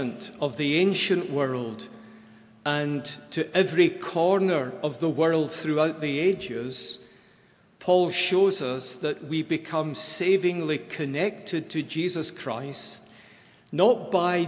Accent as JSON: {"language": "English", "region": "Scotland", "country": "United Kingdom", "moved": "yes", "said": "I am always from Scotland. Wherever I am in this world, I take Scotland with me."}